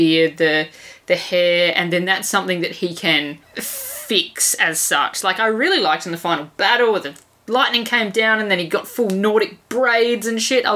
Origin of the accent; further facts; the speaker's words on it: Australia; as an Australian